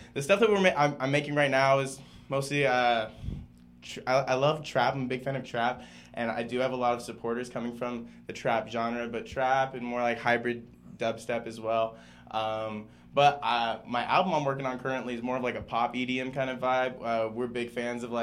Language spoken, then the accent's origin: English; San Antonio, Texas, United States; San Antonio. Yeah, that's where I was born and raised. That's where I'm from